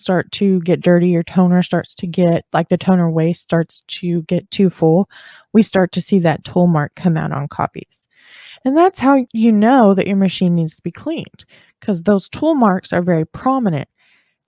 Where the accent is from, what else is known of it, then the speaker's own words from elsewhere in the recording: the South, United States; accent: Southern; I'm from the South